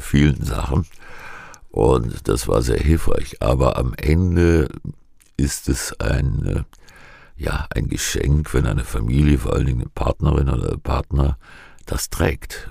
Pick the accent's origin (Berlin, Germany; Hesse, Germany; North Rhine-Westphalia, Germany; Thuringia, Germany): Hesse, Germany; Giessen; Ich komme aus Gießen